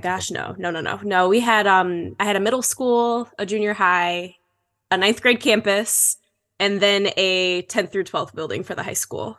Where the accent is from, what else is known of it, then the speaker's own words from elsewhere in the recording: Holt, Michigan, United States; moved away; I grew up in Michigan. I'm from Holt, Michigan